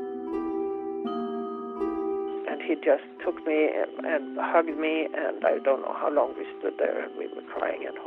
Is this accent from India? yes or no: no; Gothenburg, Västra Götaland, Sweden; I was born in Gothenburg, Sweden, in May of 1954.